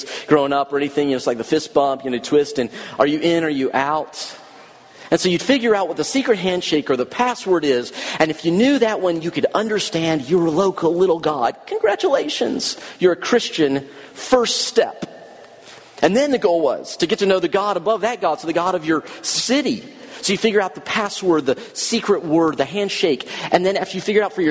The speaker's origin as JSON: {"language": "English", "region": "the South", "country": "United States", "said": "since I'm from the South, I'm just a Southern boy"}